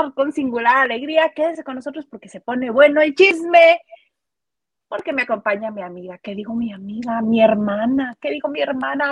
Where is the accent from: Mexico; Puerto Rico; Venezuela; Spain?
Mexico; soy mexicana